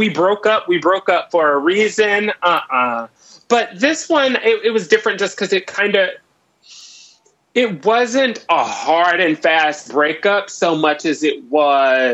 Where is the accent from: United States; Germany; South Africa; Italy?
United States; Mississippi; moved away as an adult; now in New York, United States; Mississippi where I grew up